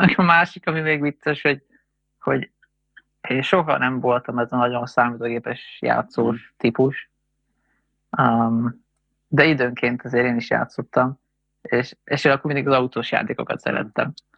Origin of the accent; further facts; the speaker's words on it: Hungary; én magyar vagyok